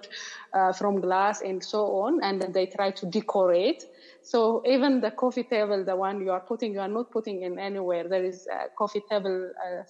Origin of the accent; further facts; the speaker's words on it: Ethiopia; moved away as an adult; now in South Africa; from Ethiopia. Currently, I'm living in South Africa